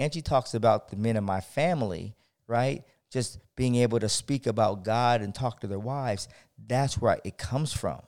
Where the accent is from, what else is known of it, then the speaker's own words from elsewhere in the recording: San Diego, California, United States; I'm from San Diego